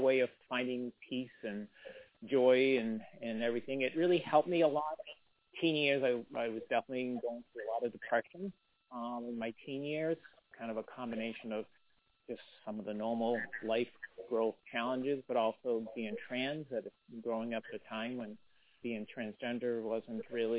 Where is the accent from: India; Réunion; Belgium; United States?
United States; Worcester, Massachusetts; I grew up in Worcester, Massachusetts, so I'm a Flatlander too.